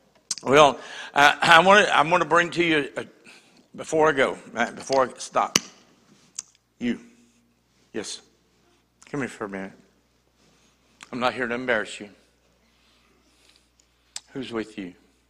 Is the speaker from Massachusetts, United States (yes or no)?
yes; Boston, Massachusetts, United States; also born or lived in New Hampshire; I lived in New Hampshire. I'm from the Northeast. I was born in Boston.